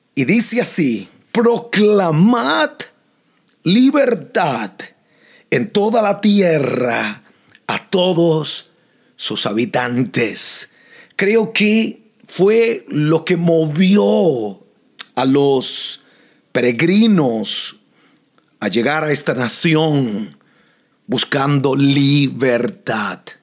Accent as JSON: {"language": "Spanish", "country": "Costa Rica", "tie": "born or raised there", "moved": "yes", "lives_now": "United States", "said": "nací en Costa Rica, pero esta se ha convertido en mi nación"}